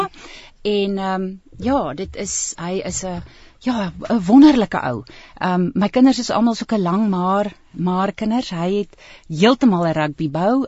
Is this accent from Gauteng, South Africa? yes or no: yes; Pretoria, Gauteng, South Africa; ek het self groot geword in in Brooklyn